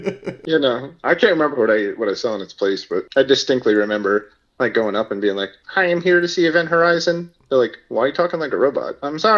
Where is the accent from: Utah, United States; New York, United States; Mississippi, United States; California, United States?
New York, United States; New York City; I was from Staten Island.